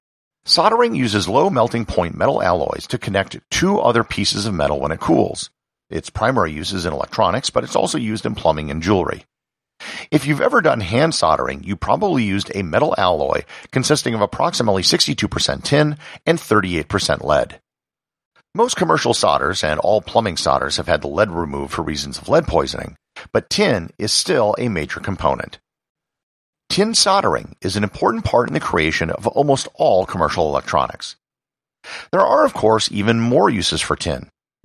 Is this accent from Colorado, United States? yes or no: no; Wisconsin, United States; And I'm personally part Dutch, and the area where I grew up in Wisconsin has a very large Dutch population.